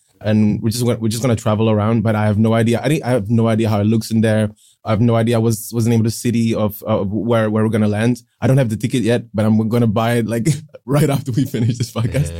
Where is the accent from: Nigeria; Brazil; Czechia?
Czechia; Pilsen, Plzeň Region; Yeah, I was born in Pilsen, which is about 1 hour away from Prague. I lived there ever since I can remember. It's in the heart of Europe.